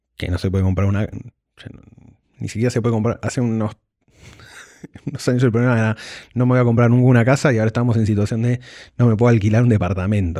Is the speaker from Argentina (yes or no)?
yes; Argentina; sabemos nosotros como argentinos